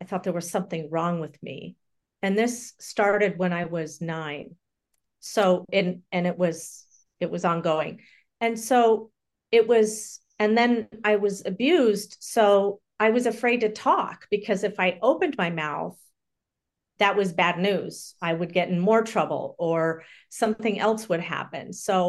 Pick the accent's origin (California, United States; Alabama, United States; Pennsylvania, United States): California, United States; born there; So I was born in Southern California, and my mother died when I was an infant.